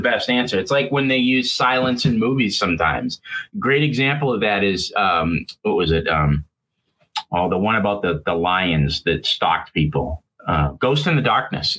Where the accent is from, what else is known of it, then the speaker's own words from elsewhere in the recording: Boston, Massachusetts, United States; Boston, which is my hometown